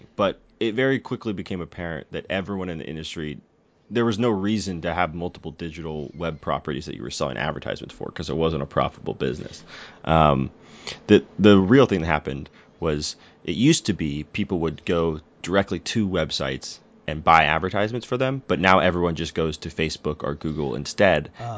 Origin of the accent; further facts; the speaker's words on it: Danville, California, United States; I grew up in Danville, so I grew up from like the affluent suburb version sure. of the Bay Area.